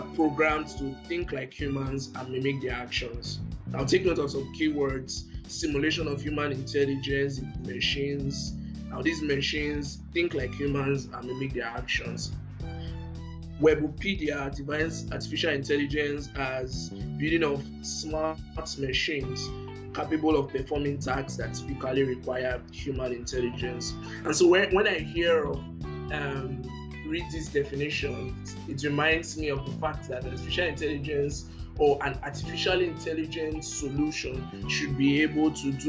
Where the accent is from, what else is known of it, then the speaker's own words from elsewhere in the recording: Nigeria; I'm a Gold Microsoft Lens Student Ambassador from Nigeria.